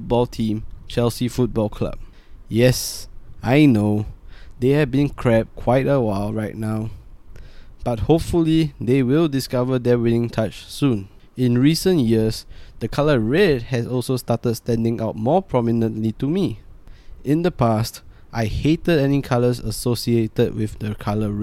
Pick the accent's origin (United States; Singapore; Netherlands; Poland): Singapore; I am a Singaporean